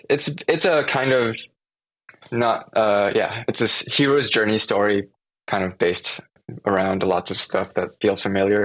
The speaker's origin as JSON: {"language": "English", "town": "Seattle", "region": "Washington", "country": "United States", "said": "So we're from Seattle, and we went down to LA to film on some like just sets."}